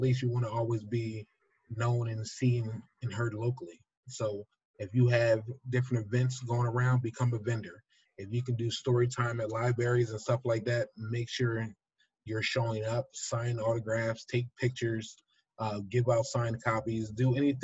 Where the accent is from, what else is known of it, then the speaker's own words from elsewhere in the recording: New Jersey, United States; I'm from South Jersey.